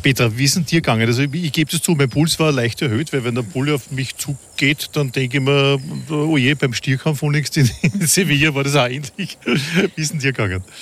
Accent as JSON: {"language": "German", "region": "Vienna", "country": "Austria", "said": "wie man bei uns in Wien sagt"}